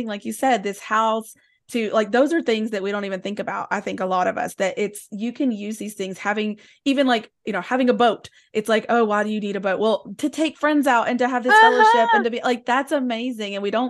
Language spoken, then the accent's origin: English; Tennessee, United States; when I was growing up in East Tennessee, that there was a narrative that was either you were Christian or you were rich.